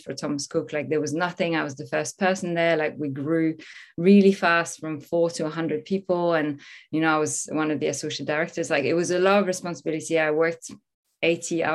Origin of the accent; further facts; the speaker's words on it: Normandy, France; moved away; also born or lived in Paris; I'm originally from France. I was born in Paris, raised in Normandy, in the countryside, a small town.